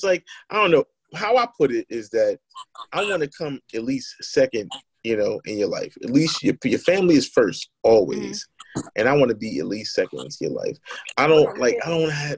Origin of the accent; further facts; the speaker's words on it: New Jersey, United States; From Jersey